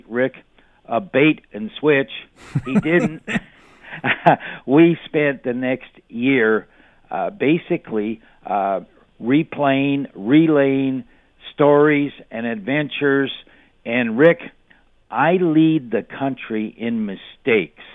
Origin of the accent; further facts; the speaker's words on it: Hamilton, Ontario, Canada; I am from Hamilton